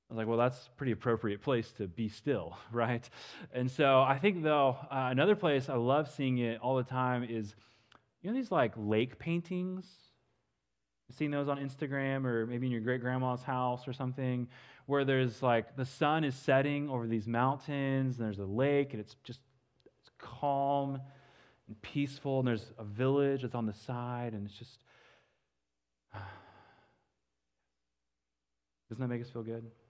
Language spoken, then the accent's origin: English; western Kansas, United States; also born or lived in Dallas area, Texas; now in Dallas, United States; I grew up in western Kansas. I live in the Dallas area now, but it's always good to be back home, uh, in my home state